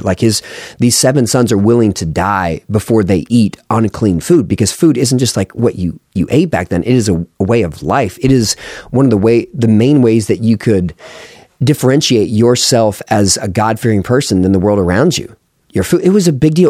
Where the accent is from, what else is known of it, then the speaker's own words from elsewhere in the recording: United States; as an American